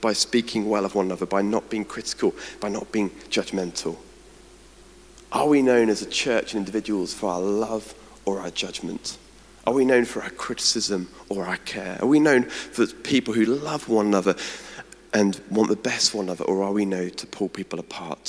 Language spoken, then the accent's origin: English; United Kingdom; also born or lived in Edinburgh